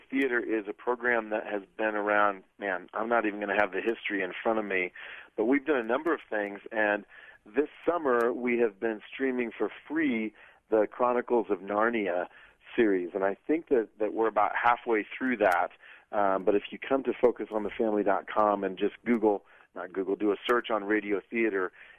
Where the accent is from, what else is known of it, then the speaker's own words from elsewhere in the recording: Iowa, United States; now in Colorado Springs, United States; So I grew up in Iowa, as I mentioned. I live in Colorado Springs now.